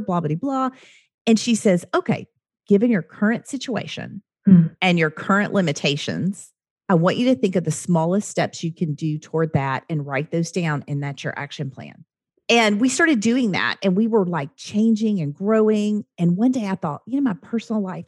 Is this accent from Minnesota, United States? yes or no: no; Oklahoma, United States; I'm from Oklahoma